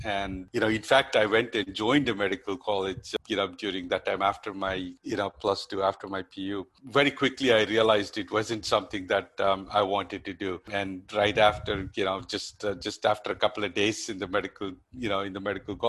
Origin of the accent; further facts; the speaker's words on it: Bangalore, Karnataka, India; moved away as an adult; also born or lived in United States; I'm basically a native of Bangalore, born and brought up in Bangalore.